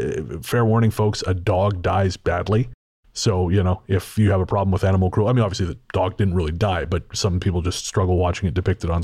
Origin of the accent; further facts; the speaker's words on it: British Columbia, Canada; I remember when I was very young, growing up on Vancouver Island, I used to play alone in our 2 acres of woodland.